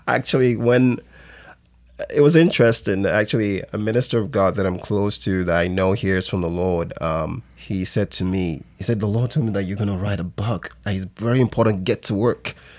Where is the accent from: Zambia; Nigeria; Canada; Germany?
Nigeria; also born or lived in England; I was born in West Africa, Nigeria, and, um, I moved to England when I was younger, when I was, like, five years old, and, um, spent a couple of years there. Then when I got back to Nigeria